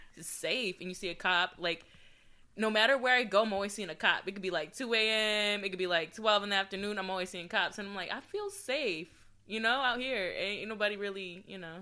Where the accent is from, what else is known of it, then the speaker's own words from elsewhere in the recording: Adelanto, California, United States; now in Temecula, United States; I'm originally from the high desert, Adelanto, California